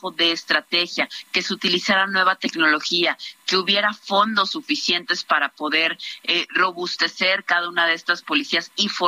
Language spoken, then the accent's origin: Spanish; Veracruz, Mexico; Yo soy veracruzana y te puedo decir que en los momentos más complicados de inseguridad, seguridad en mi estado, la Marina y el Ejército son los que han sacado adelante mi estado.